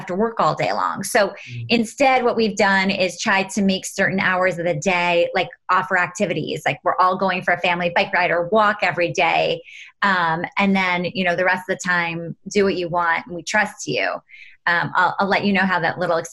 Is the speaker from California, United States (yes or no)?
no; New York City, New York, United States; I grew up in New York City, right literally in Manhattan on the 26th floor of an apartment building.